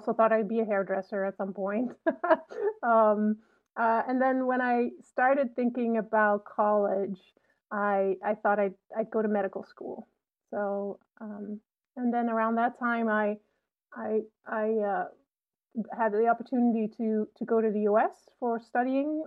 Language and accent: English; Netherlands; now in Urbana-Champaign, United States; I grew up in a very small town in the Netherlands